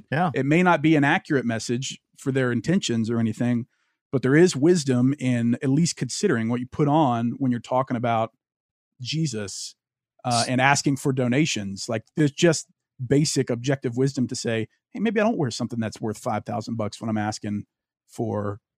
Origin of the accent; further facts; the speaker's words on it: Louisiana, United States; Because I grew up in Louisiana. I've basically been a Christian my whole life.